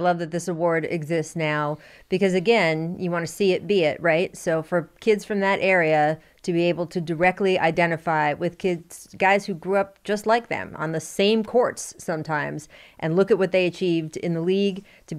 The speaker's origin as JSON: {"language": "English", "town": "Washington", "region": "District of Columbia", "country": "United States", "tie": "born or raised there", "said": "my hometown, D.C., D.C. area I grew up in, I love the way they loved you this weekend. Nothing like a little affection from the D.C. crowd."}